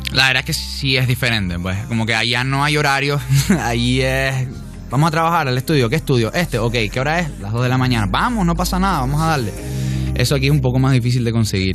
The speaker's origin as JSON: {"language": "Spanish", "town": "Tejina", "region": "Canary Islands", "country": "Spain", "moved": "as an adult", "lives_now": "Miami, United States", "said": "yo vengo de Tenerife, ¿ok? De un pueblo que se llama Tejina, que son 10.000 personas que nos conocemos todos"}